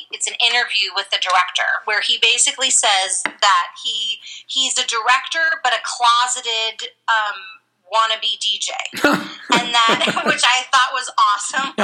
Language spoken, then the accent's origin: English; Los Angeles, California, United States; Growing up in Los Angeles and Monterey, and I didn't grow up in Monterey